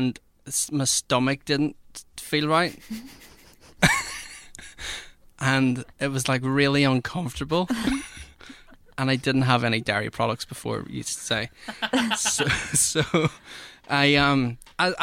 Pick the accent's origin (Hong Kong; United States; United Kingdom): United Kingdom; Dundonald, Northern Ireland; moved away; I'm originally from Dundonald